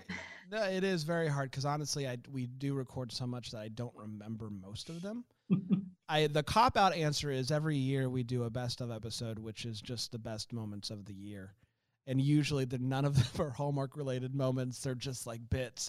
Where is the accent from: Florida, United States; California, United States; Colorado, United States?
Florida, United States; I grew up in Florida